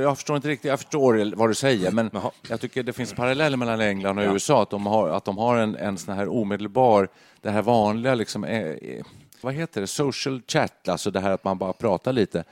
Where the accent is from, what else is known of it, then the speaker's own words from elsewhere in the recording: Stockholm County, Sweden; moved away as an adult; now in Stockholm, Sweden; flyttade in till stan och då alla kompisar var ju eh, där jag kommer från, norr om stan